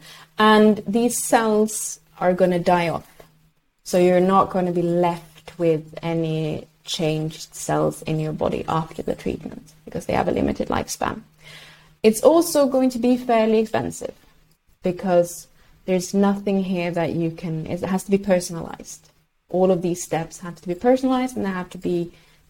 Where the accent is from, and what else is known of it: Sweden; first language Swedish; English is a second language